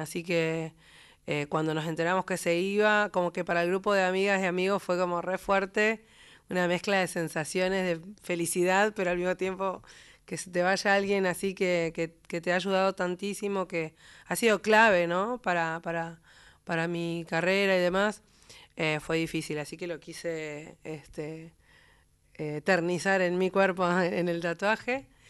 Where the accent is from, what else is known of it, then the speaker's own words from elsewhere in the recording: Patagonia, Argentina; moved away; also born or lived in Comodoro Rivadavia / La Plata; mi tierra, porque me he criado escuchando a Marcelo Verbel en las voces de los hermanos Verbel